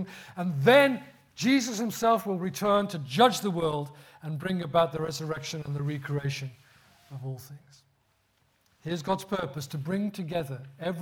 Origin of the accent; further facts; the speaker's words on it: Birmingham, West Midlands, United Kingdom; accent: Birmingham; That's how bad my Birmingham accent's got now. That's where I grew up.